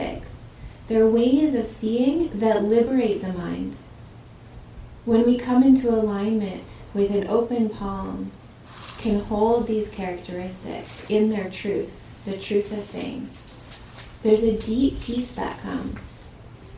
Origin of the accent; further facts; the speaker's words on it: Southern Oregon, United States; I grew up in Southern Oregon, in the valley of the Rogue River